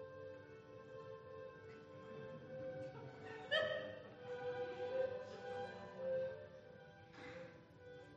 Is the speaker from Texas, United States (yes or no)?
no; Galt, California, United States; I grew up in Galt, which is kind of farming ranch territory south of Sacramento